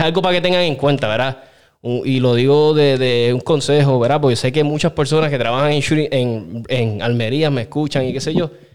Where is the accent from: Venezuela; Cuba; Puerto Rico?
Puerto Rico; Aguas Buenas; moved away; Yo soy de Aguas Buenas, este pueblo me adoptó